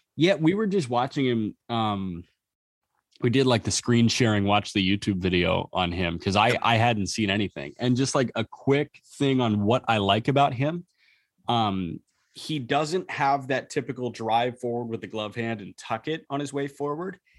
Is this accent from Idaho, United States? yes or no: no; Chicago, Illinois, United States; we grew up in the Chicagoland area